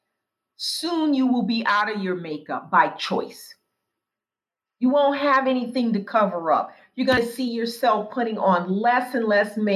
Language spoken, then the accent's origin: English; Tacoma, Washington, United States; now in Washington, D.C., United States; The department store where I grew up in Tacoma, Washington